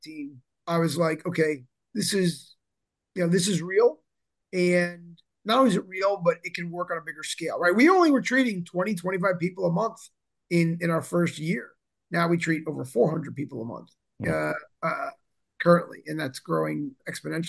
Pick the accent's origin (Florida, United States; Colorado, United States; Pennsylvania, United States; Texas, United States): Florida, United States; South; I come from the East Coast, South Florida